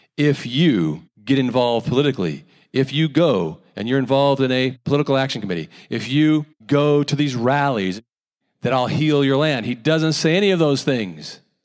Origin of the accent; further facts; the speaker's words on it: United States; Growing up in America